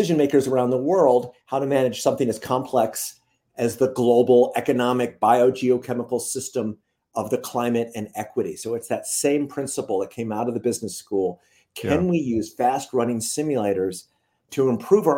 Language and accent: English; Cleveland, Ohio, United States; Born and raised in Cleveland, Ohio